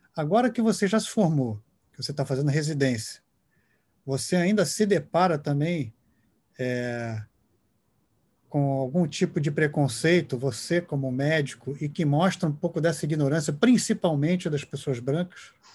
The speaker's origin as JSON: {"language": "Portuguese", "country": "Brazil", "said": "como brasileiro"}